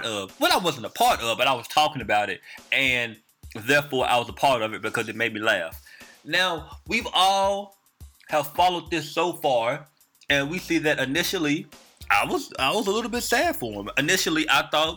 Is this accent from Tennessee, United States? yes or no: yes; Memphis, Tennessee, United States; I'm from Memphis, Tennessee